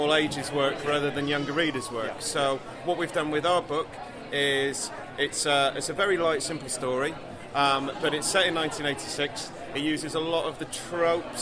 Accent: Yorkshire and the Humber, United Kingdom; now in London, United Kingdom; we're both from Yorkshire, so this is kind of like a little bit of a homecoming

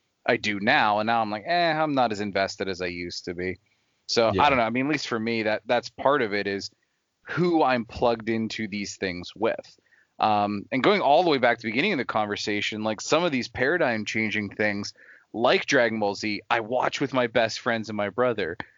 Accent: United States; I was born in America

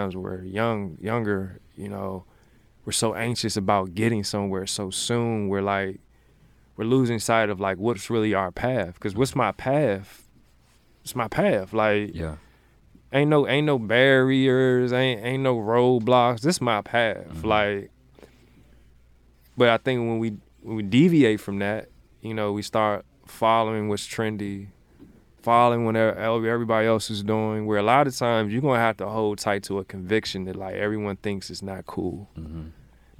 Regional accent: Maryland, United States; now in Richmond, United States; Richmond is my second home. Like, I'm originally from Maryland, but like Richmond is home.

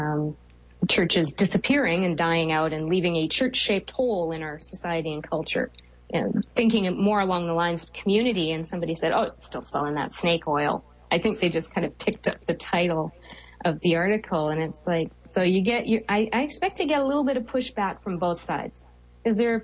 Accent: Canada; I'm a Canadian.

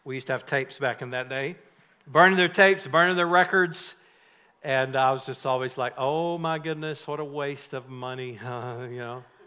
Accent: North Carolina, United States; I grew up in North Carolina in tobacco country

